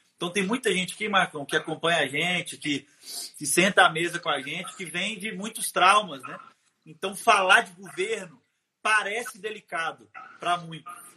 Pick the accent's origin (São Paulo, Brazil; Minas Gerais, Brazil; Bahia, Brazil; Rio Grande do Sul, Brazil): Minas Gerais, Brazil; Timóteo; Eu sou de Timóteo